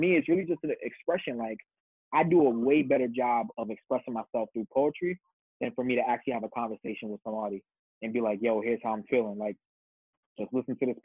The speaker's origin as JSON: {"language": "English", "town": "New York City", "region": "New York", "country": "United States", "tie": "born or raised there", "also_born_or_lived": "Wisconsin / Jamaica", "said": "I'm born and raised in the Bronx"}